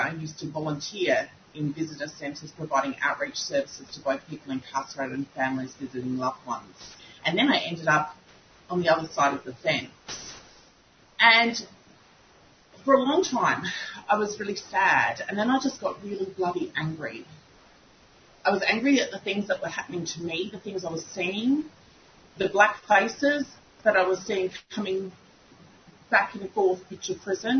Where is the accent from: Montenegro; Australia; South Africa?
Australia; Kaurna Country, South Australia; I'm a Gunditjmara woman born and raised on Kaurna Yirrkala